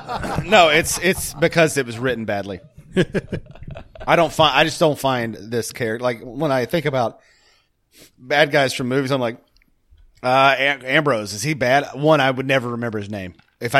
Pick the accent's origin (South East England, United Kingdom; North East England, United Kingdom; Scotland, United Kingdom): Scotland, United Kingdom; No, I'm Scottish.